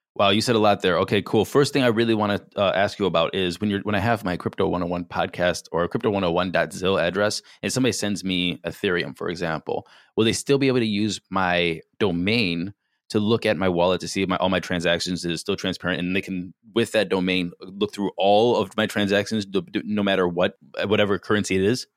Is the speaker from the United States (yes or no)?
yes; Solon, Ohio, United States; moved away; also born or lived in San Diego; I'm from Cleveland